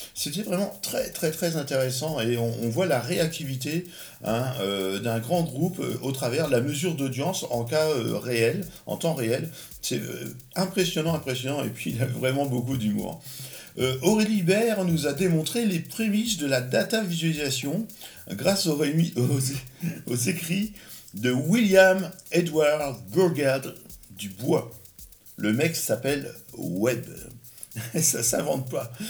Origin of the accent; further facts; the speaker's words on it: Normandy, France; je suis normand